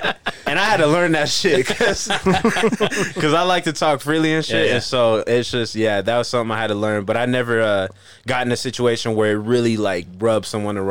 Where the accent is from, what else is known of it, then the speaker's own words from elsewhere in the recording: Utah, United States; I grew up in Utah. Right. All my family's from, like, California